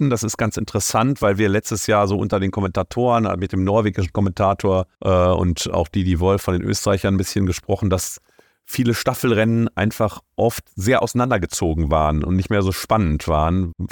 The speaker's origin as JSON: {"language": "German", "region": "Berlin", "country": "Germany", "said": "da muss ich als Berliner"}